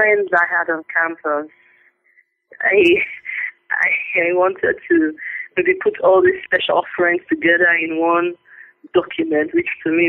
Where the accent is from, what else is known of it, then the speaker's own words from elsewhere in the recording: Nigeria; I'm a Nigerian. I was born into a family of three girls. I went to school in Nigeria, all my school levels, primary, secondary, university